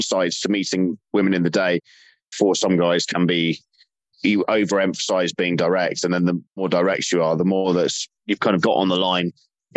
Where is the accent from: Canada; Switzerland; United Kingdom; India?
United Kingdom; London; accent: English; Usually I'm from London. My accent sounds like English.